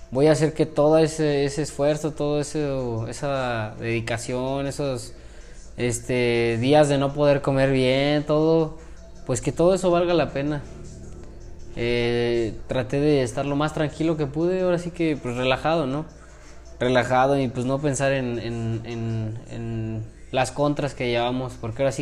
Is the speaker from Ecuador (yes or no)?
no; Mexico; yo iba como mexicano, también otro compañero de, Monterrey.